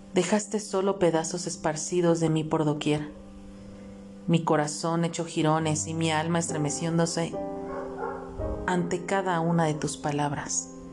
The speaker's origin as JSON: {"language": "Spanish", "country": "Mexico", "said": "aquí en mi país, en donde yo radico, que es en México"}